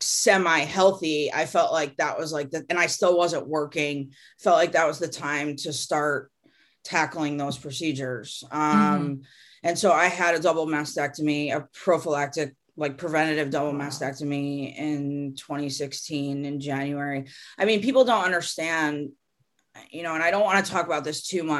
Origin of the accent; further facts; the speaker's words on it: Connecticut, United States; now in California, United States; growing up in Connecticut, I went to like camps that were on lakes.